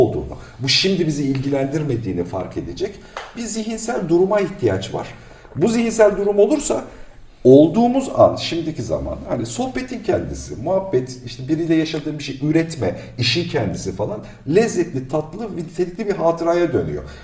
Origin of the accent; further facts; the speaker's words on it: Black Sea Region, Turkey; Ben Karadeniz çocuğuyum işte ya 5 yaşından itibaren.